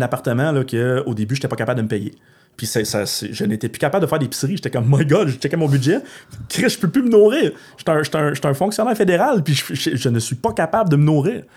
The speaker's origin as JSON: {"language": "French", "town": "Gatineau", "region": "Quebec", "country": "Canada", "said": "je viens de l'Outaouais"}